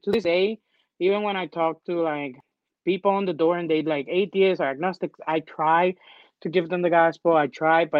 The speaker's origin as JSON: {"language": "English", "country": "Dominican Republic", "tie": "born or raised there", "moved": "yes", "lives_now": "United States", "said": "I grew up in the Dominican Republic."}